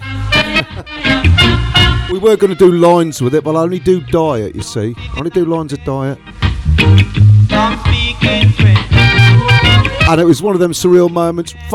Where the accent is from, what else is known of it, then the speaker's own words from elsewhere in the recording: England, United Kingdom; we're English